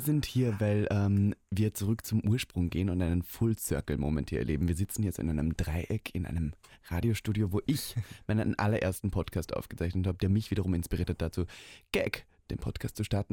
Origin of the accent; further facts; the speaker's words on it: Austria; bei mir in Österreich